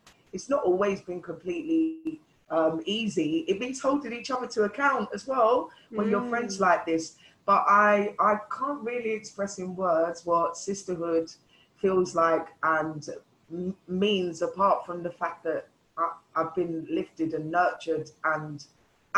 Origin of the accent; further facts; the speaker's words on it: London, United Kingdom; the melting pot growing up in London